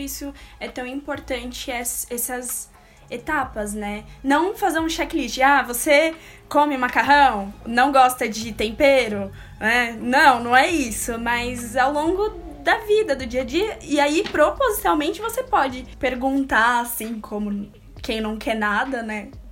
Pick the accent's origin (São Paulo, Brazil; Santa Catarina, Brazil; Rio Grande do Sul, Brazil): São Paulo, Brazil; aqui na capital, São Paulo, porque nós somos de São Paulo.